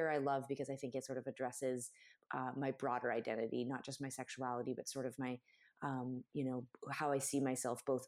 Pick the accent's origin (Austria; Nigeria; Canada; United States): Canada; I'm Canadian